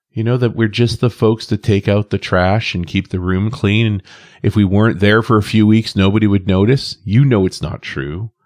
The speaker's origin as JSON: {"language": "English", "country": "Canada", "said": "I'm a Canadian living next door to the U S"}